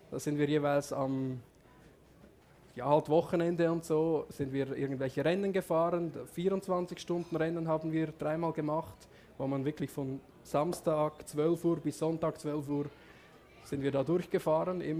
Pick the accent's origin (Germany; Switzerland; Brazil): Switzerland; Also vielleicht ganz kurz, ich bin aufgewachsen in der Schweiz auf einem Bauernhof, ich bin Bauernsohn.